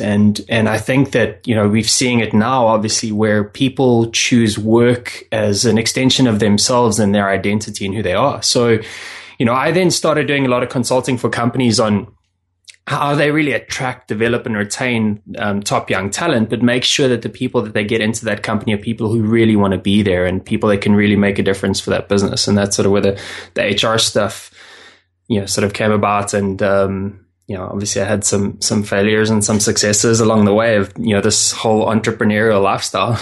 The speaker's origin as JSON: {"language": "English", "country": "South Africa", "said": "I'm originally from South Africa"}